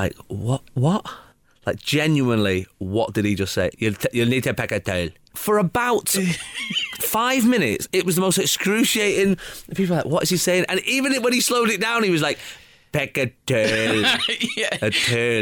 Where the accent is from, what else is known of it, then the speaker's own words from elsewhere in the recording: Manchester, North West England, United Kingdom; accent: Manchester; my accent back at me. Manchester